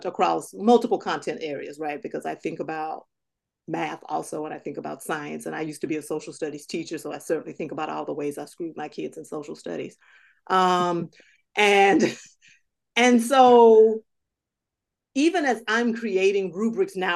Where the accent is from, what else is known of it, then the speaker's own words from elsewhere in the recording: Southern United States, United States; moved away as an adult; also born or lived in New England; When I grew up in Southern United States